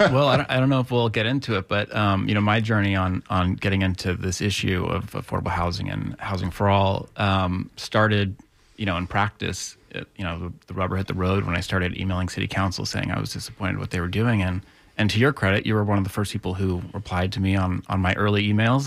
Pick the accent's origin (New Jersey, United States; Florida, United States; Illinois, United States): Florida, United States; Tampa; also born or lived in Gainesville; I grew up in the Tampa area.